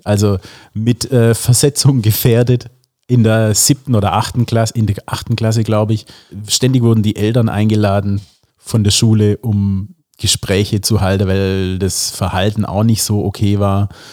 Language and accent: German; a village near Calw, Baden-Württemberg, Germany; in Kalf, also das war die nächstgröß das nächstgrößere Städtchen aus dem äh, Dorf, wo ich herkomme